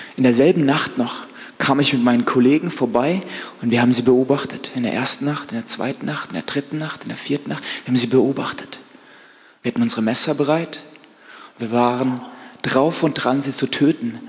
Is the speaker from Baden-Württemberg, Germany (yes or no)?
yes; Black Forest, Baden-Württemberg, Germany; bei uns im Schwarzwald